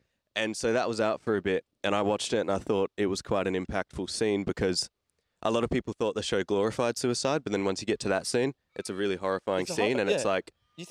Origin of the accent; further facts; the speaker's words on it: Australia; I'm Aussie.